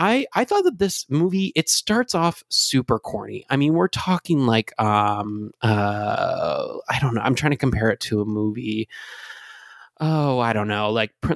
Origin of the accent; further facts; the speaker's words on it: Michigan, United States; accent: Michigan; That's my Michigan accent coming in.